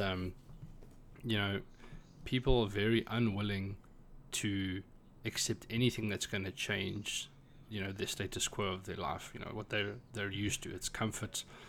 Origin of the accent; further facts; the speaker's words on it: South Africa; moved away as an adult; now in Ireland; I am a South African, but I live and work in Ireland.